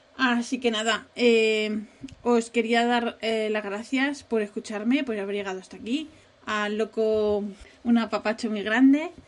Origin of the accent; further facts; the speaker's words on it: Asturias, Spain; la primera vez que yo fui de vacaciones fuera de Asturias, yo tenía 12 años